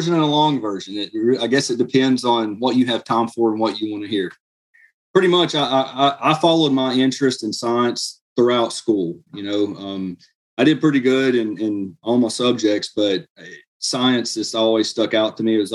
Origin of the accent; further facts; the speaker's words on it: Blount County, Tennessee, United States; I was born and raised here in Blount County